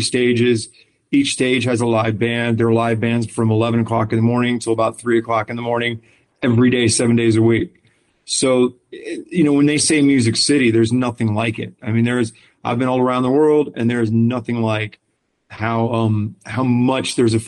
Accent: Clearwater, Florida, United States; also born or lived in Orlando / Winter Park; I'm from Florida. I was born in Clearwater

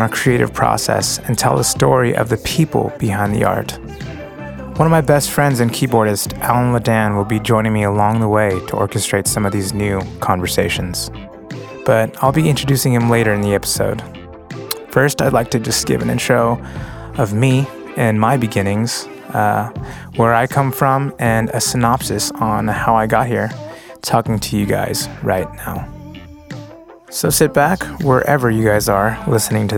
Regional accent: San Diego, California, United States; also born or lived in National City, California; I moved from National City to Paradise Hills at the time, so I didn't really have any friends from my elementary school

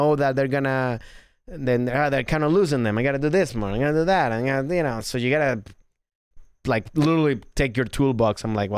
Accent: Norway; accent: Norwegian; English is a second language; moved away as an adult; now in Nottingham, United Kingdom; Well, I'm not from I'm from Norway, but I've lived now in Nottingham for 5 years.

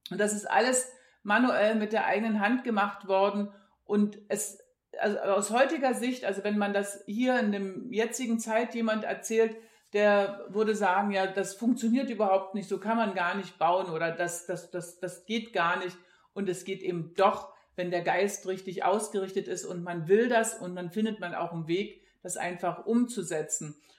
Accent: East Germany, Germany; Ich bin in der DDR groß geworden und damals gab es bei uns weder Material, also

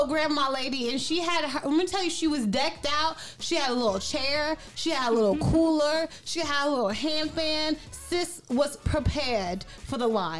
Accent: New York, United States; I'm from New York.

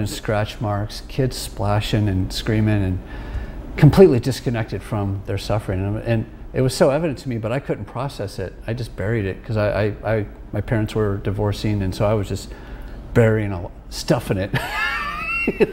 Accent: Sacramento, California, United States; I grew up in Sacramento

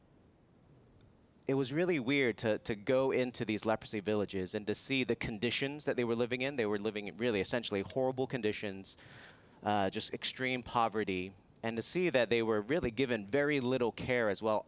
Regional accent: Hong Kong; moved away; I was living in Hong Kong, which is my hometown

